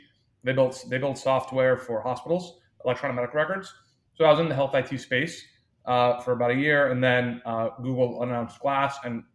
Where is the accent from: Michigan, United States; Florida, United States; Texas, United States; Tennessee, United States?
Texas, United States; Austin; also born or lived in New York; I was born and raised in Austin, Texas, which is where the firm is based today